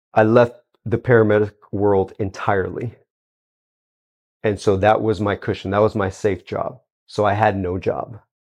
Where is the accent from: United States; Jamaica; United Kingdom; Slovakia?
United States; Houston, Texas; Born and raised in Houston, Texas